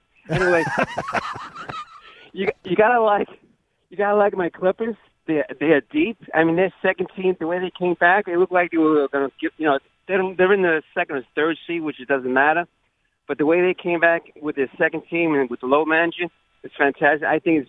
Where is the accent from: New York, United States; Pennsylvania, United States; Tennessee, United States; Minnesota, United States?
New York, United States; New York City; I'm from Staten Island.